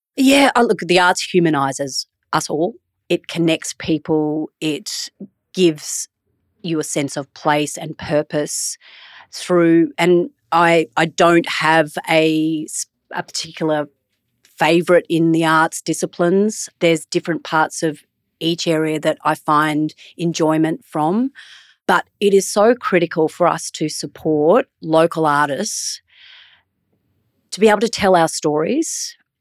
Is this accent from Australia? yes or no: yes; Brisbane, Queensland, Australia; Where are you from? And I say, Brisbane.